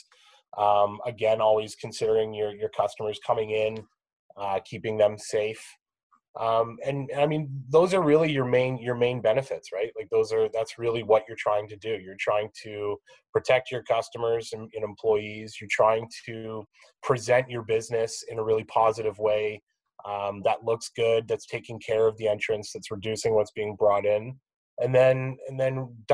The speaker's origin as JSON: {"language": "English", "country": "Canada", "said": "we're all Canadian"}